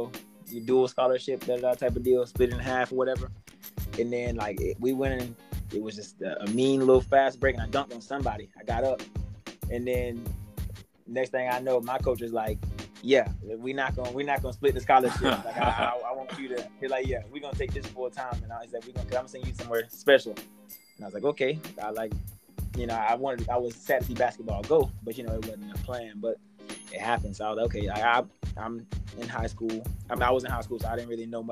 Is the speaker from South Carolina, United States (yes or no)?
no; Wakulla, Florida, United States; also born or lived in Miami; growing up in Wakulla, it's predominantly, you know, a Caucasian population